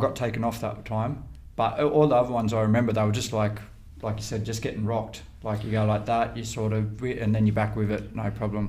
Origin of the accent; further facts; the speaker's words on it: Ballina, New South Wales, Australia; I grew up in Ballin and we had a small little boxing gym